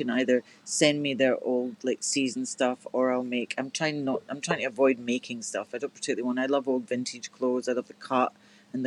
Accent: Glasgow, Scotland, United Kingdom; moved away; Glasgow, my hometown

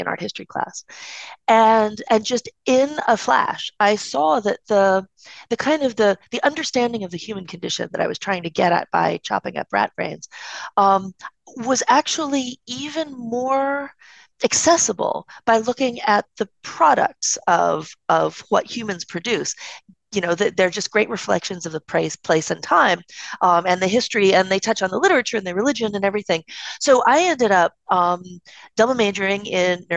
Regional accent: East Coast, United States; I'm from the East Coast

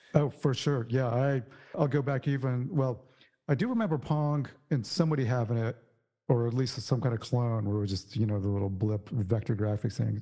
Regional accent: San Antonio, Texas, United States; I grew up in Texas, in San Antonio, actually

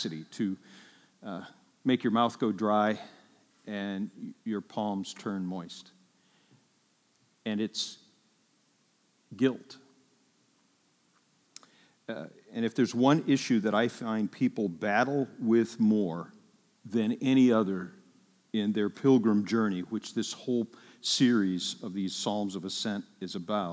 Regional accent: Ireland; I'm Irish

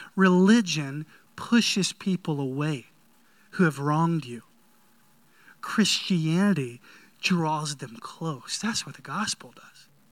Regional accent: North Carolina, United States; I grew up in North Carolina

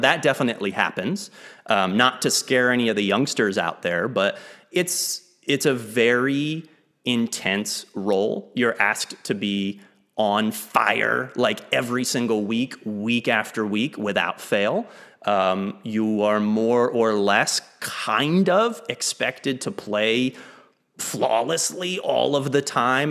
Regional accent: Lake Jackson, Texas, United States; moved away as an adult; also born or lived in Maine / Kuala Lumpur, Malaysia; I grew up in Lake Jackson, Texas, about an hour south of Houston. Uh, I moved there when I was six. I was originally born in Maine

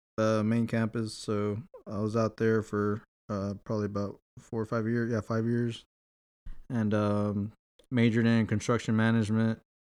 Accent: Houston, Texas, United States; So from Houston, Texas, born and raised.

